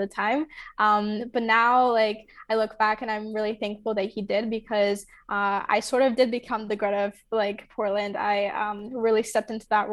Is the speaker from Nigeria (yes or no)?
yes; Nigeria; moved away; growing up in Nigeria, I think sustainability and being an environmental activist was innate in myself because of the lifestyle that I lived there